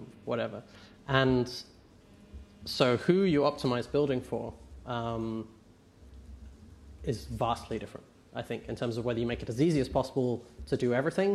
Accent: England, United Kingdom; I'm English

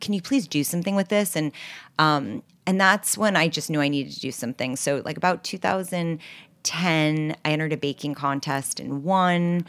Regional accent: New York City, New York, United States; also born or lived in Los Angeles; So I grew up in New York City on the Upper West Side, eighty-seventh and Broadway

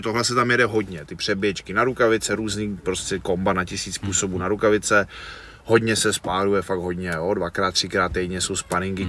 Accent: Cheb, Karlovy Vary Region, Czechia; já jsem z toho Chebu, jo, jsem vyrůstal v Chebu a. na západě

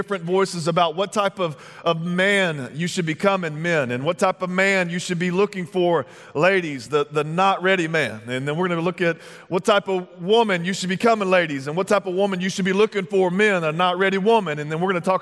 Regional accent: Texas, United States; moved away; I'm originally from Texas

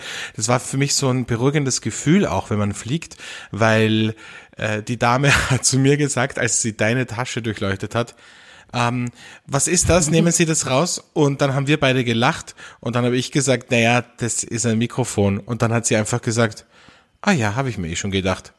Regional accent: Austria; bei uns in Österreich

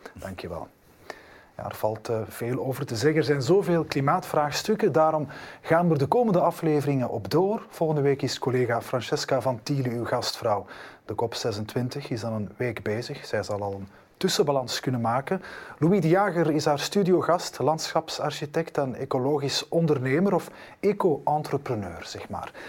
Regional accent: Flanders, Belgium; bij ons in Vlaanderen

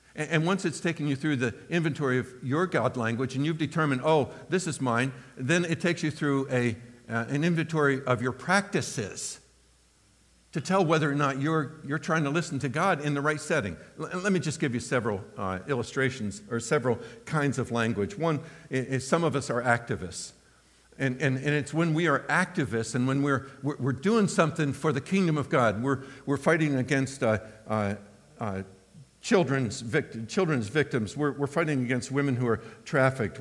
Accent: United States; first language English; My, my heart language is English. I'm an American, I don't know any other language

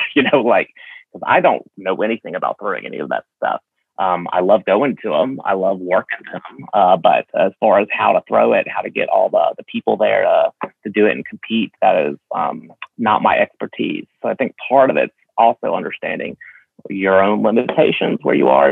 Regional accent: Alabama, United States; I was born and raised here in Alabama

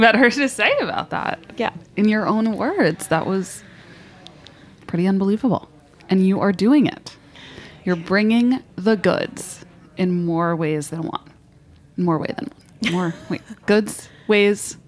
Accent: New York, United States; I grew up in New York

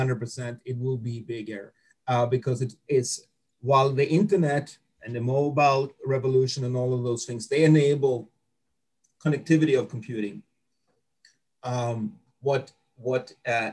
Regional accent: Sweden; moved away as an adult; also born or lived in United States; I grew up in Sweden.

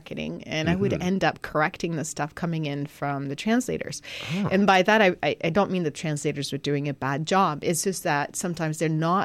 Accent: Montreal, Quebec, Canada; first language French; English is a second language; moved away as an adult; now in Hamilton, Canada; I'm actually from Quebec. I was born in the Montreal area

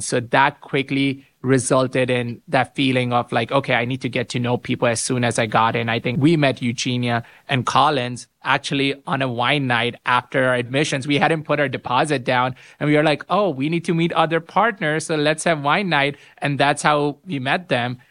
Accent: Pakistan; moved away as an adult; also born or lived in Miami, Florida, United States; now in Ann Arbor, United States; I was born and raised in Pakistan, but pre-Ross, I was in Miami, Florida

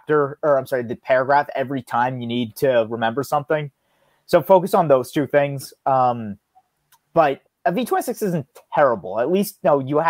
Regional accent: United States; I'm an American.

